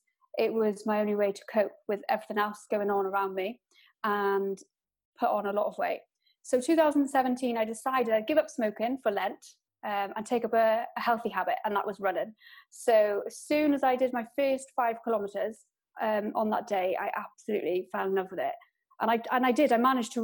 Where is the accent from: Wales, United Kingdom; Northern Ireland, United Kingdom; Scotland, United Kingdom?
Wales, United Kingdom; I am Welsh. So I live in Wales, in West Wales